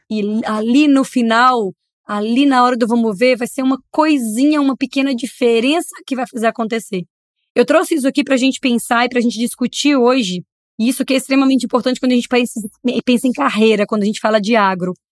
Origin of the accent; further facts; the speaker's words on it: Brazil; como brasileiro, como torcedor